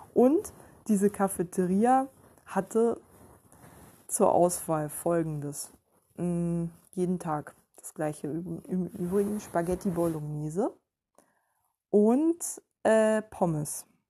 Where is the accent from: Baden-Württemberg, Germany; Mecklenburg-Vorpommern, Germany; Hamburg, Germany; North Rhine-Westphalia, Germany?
Mecklenburg-Vorpommern, Germany; Ueckermünde; moved away; bei uns in Öckermünde war das so, dass die Lehrer quasi die Intellektuellen waren